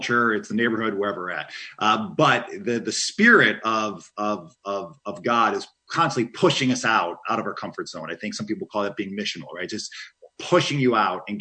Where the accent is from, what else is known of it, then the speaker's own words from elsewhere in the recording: Chicago, Illinois, United States; I come from Chicago